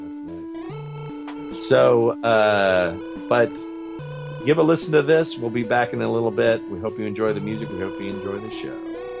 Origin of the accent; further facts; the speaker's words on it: Lafayette, Louisiana, United States; that is a band from Lafayette, Louisiana, my hometown.